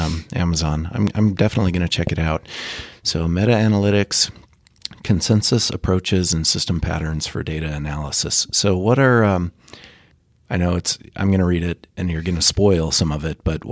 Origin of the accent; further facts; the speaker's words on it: Utah, United States; Yeah, I'm from originally from Utah myself, so I know exactly what you're talking about. I've spent a lot of time in both Wisconsin and Idaho.